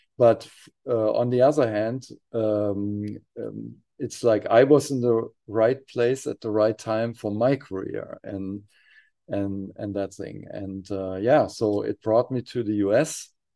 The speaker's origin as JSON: {"language": "English", "area": "near Frankfurt", "region": "Hesse", "country": "Germany", "tie": "born or raised there", "said": "we were bo-, uh, both, uh, growing up near Frankfurt, Germany"}